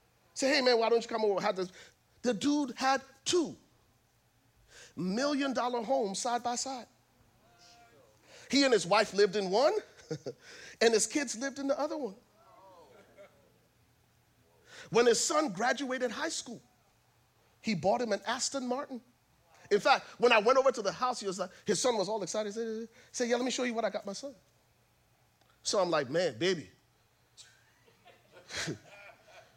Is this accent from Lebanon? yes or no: no; Liberia; I'm from Liberia